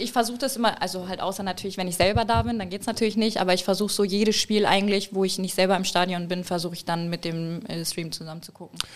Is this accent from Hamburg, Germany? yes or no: yes; Hamburg, Germany; bin Hamburger Dörn